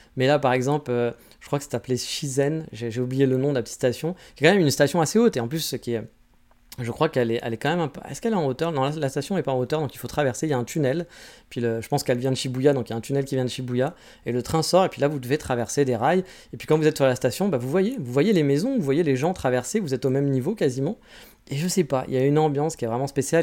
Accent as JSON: {"language": "French", "country": "France", "moved": "yes", "lives_now": "Kyoto, Japan", "said": "je suis français"}